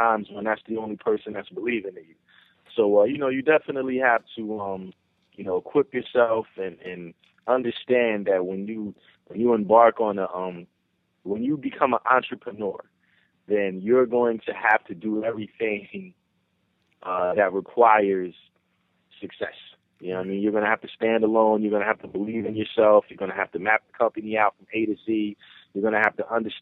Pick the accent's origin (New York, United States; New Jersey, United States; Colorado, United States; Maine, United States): New Jersey, United States; New Brunswick; also born or lived in Willingboro, New Jersey; I'm from New Brunswick, New Jersey. I grew up in Willingboro and New Brunswick, New Jersey.